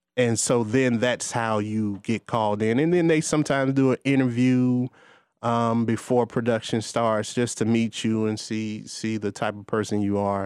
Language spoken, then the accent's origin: English; Gary, Indiana, United States; moved away as an adult; now in Atlanta, United States; I grew up going to a performance arts school in Gary